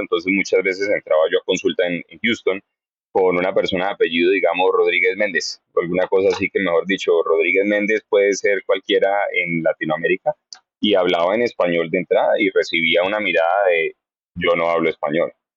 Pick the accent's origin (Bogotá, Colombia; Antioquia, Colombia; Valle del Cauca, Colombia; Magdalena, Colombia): Bogotá, Colombia; moved away as an adult; also born or lived in Cincinnati, Ohio / Texas / Florida; now in Hollywood, Florida, United States; Soy lo que llamarían rolo de puro Bogotá